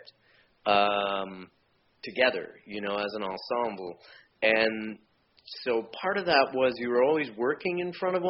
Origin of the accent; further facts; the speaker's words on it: Vancouver, British Columbia, Canada; We grew up in Vancouver